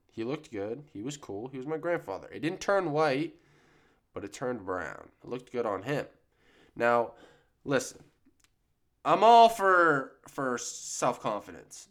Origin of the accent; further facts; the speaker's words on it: Maine, United States; I grew up near the woods, you know, like a lot of people in Maine